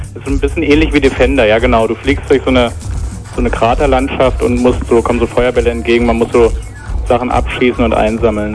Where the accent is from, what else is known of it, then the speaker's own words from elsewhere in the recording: Berlin, Germany; ich bin aus Berlin